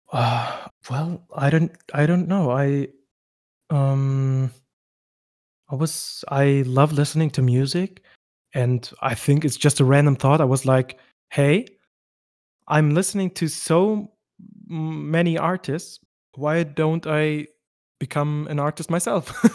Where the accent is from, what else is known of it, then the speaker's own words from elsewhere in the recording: West Germany, Germany; I'm from West Germany. I have Turkish roots